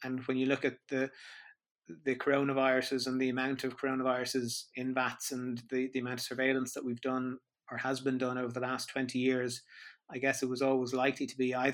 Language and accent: English; Ireland; growing up in Ireland, religion was quite a big feature here